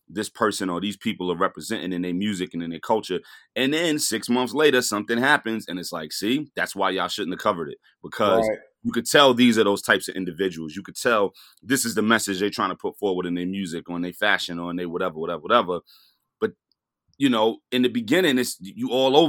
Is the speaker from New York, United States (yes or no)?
yes; New York City, New York, United States; I grew up a block away from Biggie